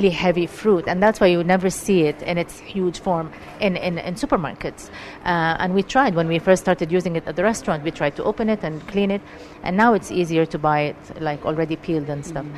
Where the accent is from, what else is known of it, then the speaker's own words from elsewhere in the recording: Jordan; moved away as an adult; also born or lived in Palestine; now in Dubai, United Arab Emirates; I'm originally Palestinian, raised in Jordan all my life. I have Syrian blood as well. Spent all my life in Jordan, basically, until I came to Dubai.